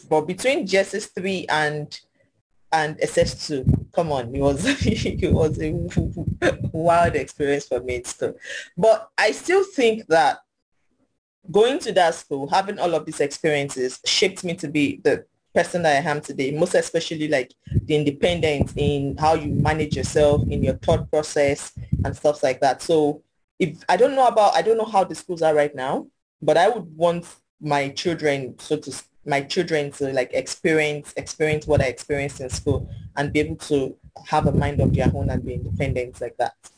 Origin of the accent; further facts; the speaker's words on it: Ilorin, Kwara, Nigeria; I grew up in Ilorin Kwara State, so it's pretty quiet town